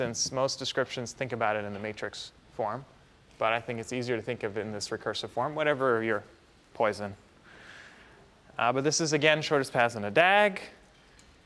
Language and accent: English; Canada; moved away; Growing up in Canada